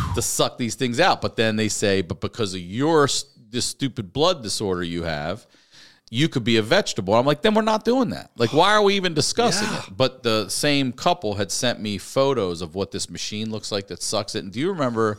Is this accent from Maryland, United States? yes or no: yes; Baltimore, Maryland, United States; my hometown, my home